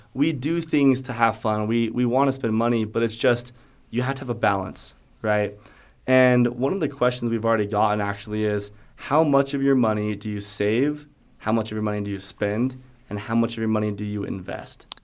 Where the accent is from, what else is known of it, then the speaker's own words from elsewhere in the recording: Alpine, United States; Growing up in Alpine, I had a lot of people that knew a lot